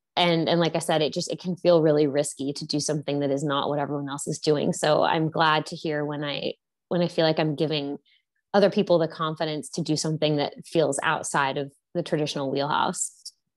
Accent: Houston, Texas, United States; moved away as an adult; also born or lived in New York; I grew up in Houston, Texas, and studied English at Princeton

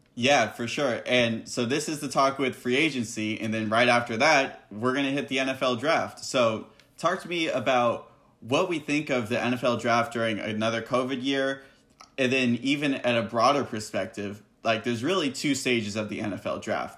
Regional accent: San Diego, California, United States; I'm from San Diego

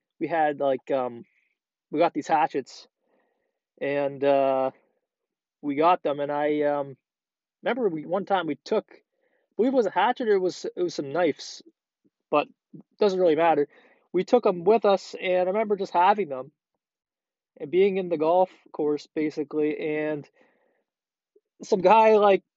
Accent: Prince Edward Island, Canada; now in Ontario, Canada; PEI, that's where originally we're from. And we lived there for a while. I lived there for about 10 years of my life and really enjoyed it down there when I was younger.

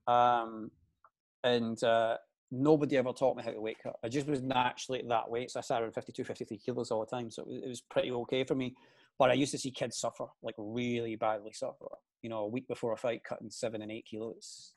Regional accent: Glasgow, Scotland, United Kingdom; I i am from Glasgow, the east end of Glasgow. So I grew up in the seventies, and back in the seventies, it was pretty rough. Um, we lived in quite a deprived area

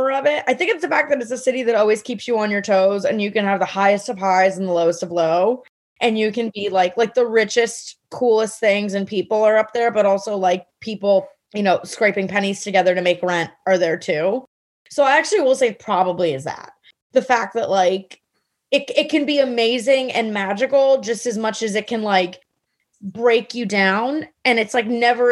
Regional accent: Miami, Florida, United States; also born or lived in New York; now in Miami, United States; I grew up in Miami, which is where comedy began for me

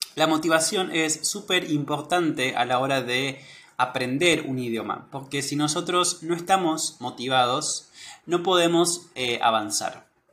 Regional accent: Argentina; soy de Argentina

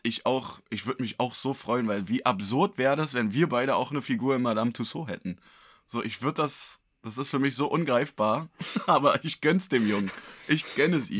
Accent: Berlin, Germany; als Berliner

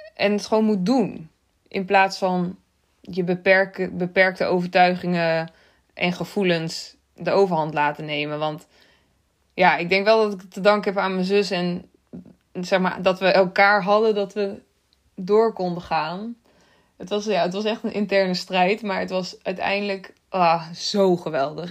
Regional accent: Netherlands; Uit Nederland.

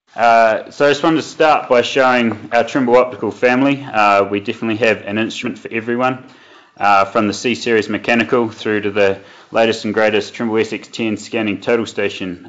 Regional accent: New Zealand; moved away as an adult; now in Westminster, Colorado, United States; I was uh, born and bred in New Zealand

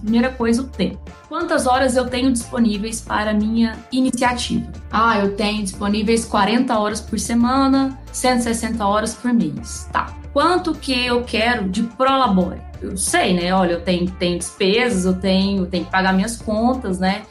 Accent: Goiânia, Goiás, Brazil; eu sou aqui de Goiânia

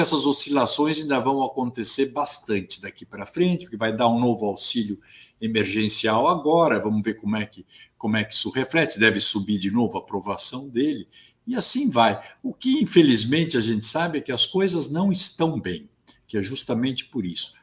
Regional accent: Brazil; todos somos brasileiros

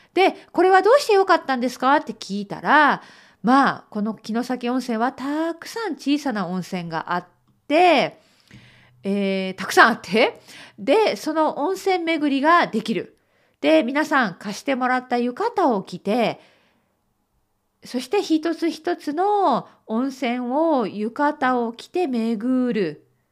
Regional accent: Okayama, Japan; now in United Kingdom; 私の実家は岡山県

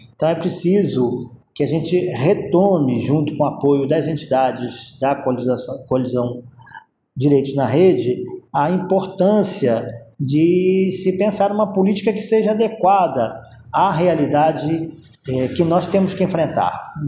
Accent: Rio de Janeiro, Brazil; moved away as an adult; now in Amazon region, Brazil; venho do Rio de Janeiro

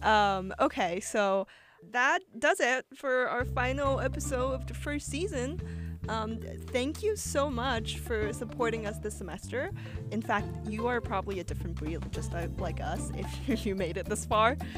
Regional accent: Shanghai, China; now in New York, United States; come from Shanghai where it gets cold, but it doesn't snow.

